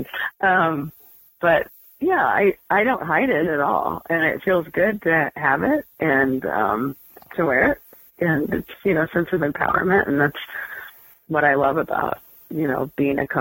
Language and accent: English; Midwest, United States; I grew up in the Midwest